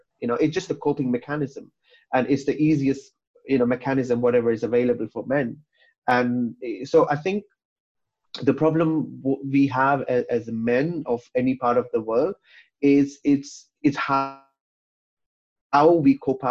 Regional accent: Kuwait; moved away; also born or lived in Pakistan; I was born and brought up in Kuwait

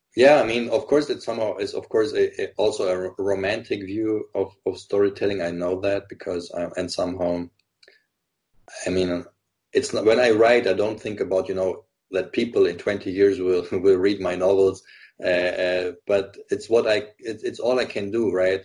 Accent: Germany; I grew up in Germany. I was half German, half Lebanese.

